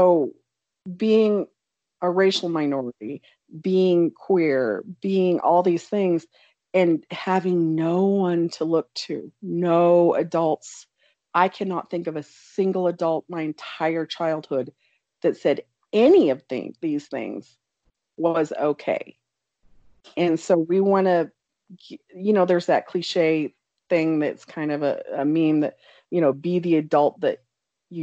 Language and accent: English; Oklahoma, United States; now in Colorado, United States; I grew up in Oklahoma